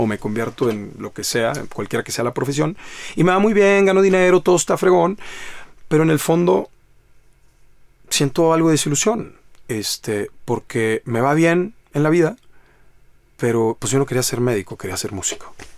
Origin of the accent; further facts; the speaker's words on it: Monterrey, Nuevo León, Mexico; Yo soy de Monterrey, Nuevo León